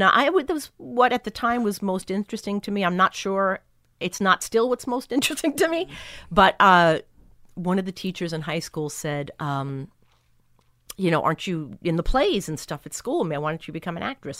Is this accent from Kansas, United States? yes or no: no; Long Island, New York, United States; also born or lived in Brooklyn, New York; I was born in Brooklyn and grew up on Long Island